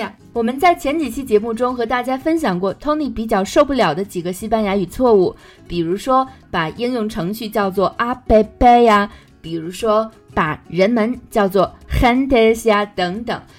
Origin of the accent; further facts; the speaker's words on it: Inner Mongolia, China; 因为我是内蒙古人